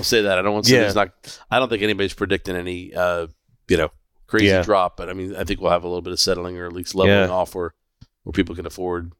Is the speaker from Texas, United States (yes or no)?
no; Fort Lauderdale, Florida, United States; A good friend of mine that we grew up with in Fort Lauderdale.